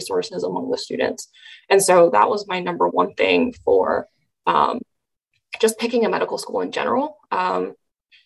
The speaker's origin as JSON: {"language": "English", "region": "California", "country": "United States", "moved": "as an adult", "lives_now": "Nebraska, United States"}